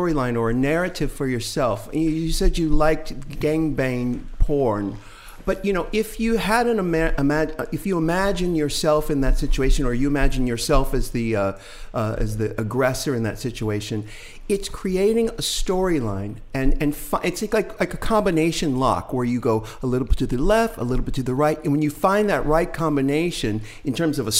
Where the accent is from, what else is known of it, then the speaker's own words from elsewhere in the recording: San Diego, California, United States; moved away; also born or lived in Atlanta; I'm from San Diego